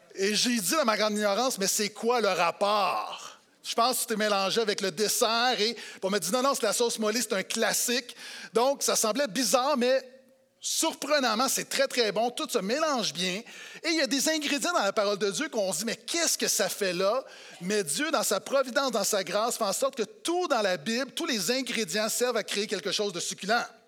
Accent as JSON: {"language": "French", "region": "Quebec", "country": "Canada", "said": "en tant que Québécois"}